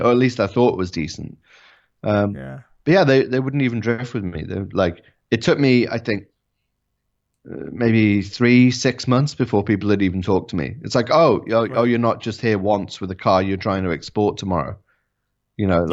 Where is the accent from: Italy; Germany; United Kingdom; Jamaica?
United Kingdom; England; also born or lived in Japan; I'm an Englishman.